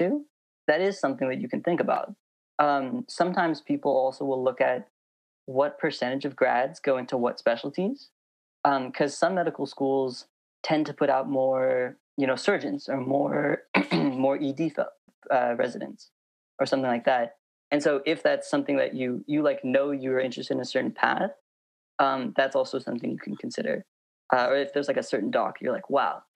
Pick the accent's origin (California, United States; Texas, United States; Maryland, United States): California, United States; Moraga; also born or lived in Berkeley; now in San Francisco, United States; I grew up in Moraga. It's like kind of between Oakland and Walnut Creek.